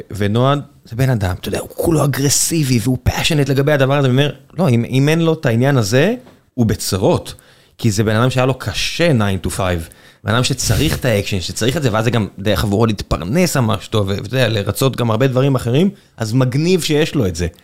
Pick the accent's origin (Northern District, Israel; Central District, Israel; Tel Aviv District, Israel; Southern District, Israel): Southern District, Israel; Beersheba; כבאר שבעי זה מה שאני מכיר מגיל נורא נורא נורא צעיר